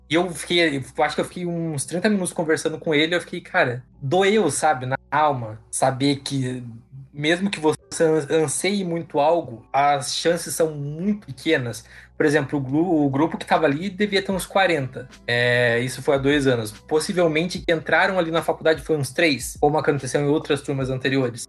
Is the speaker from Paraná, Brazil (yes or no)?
no; Sorocaba, São Paulo, Brazil; eu sou de Sorocaba